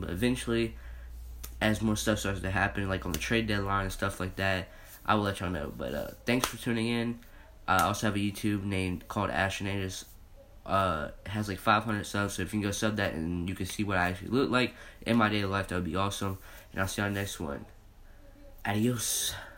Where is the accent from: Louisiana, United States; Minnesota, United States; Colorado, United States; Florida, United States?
Louisiana, United States; New Orleans; my hometown team in the New Orleans Saints